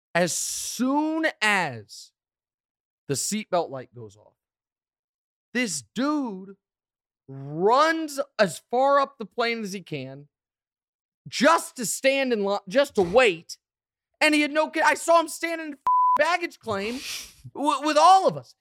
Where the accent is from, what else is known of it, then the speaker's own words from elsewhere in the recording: Kansas City, Missouri, United States; I'm from Kansas City